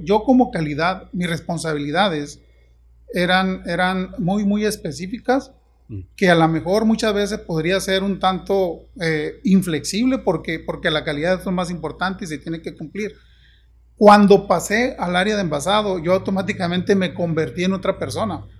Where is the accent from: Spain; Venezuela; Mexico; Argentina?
Mexico; Juan José Ríos, Sinaloa; moved away as an adult; now in Ciudad Obregón, Mexico; yo soy originario de Mochis, de un pueblo de cerca de Mochis. Juan José Río se llama el pueblo